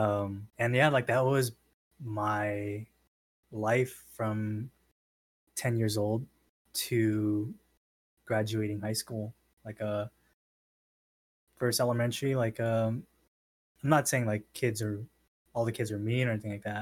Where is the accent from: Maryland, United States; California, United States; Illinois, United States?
California, United States; San Diego; I'm born and raised in San Diego